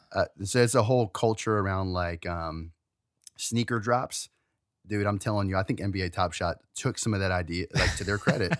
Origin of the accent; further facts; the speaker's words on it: Maryland, United States; we're from Maryland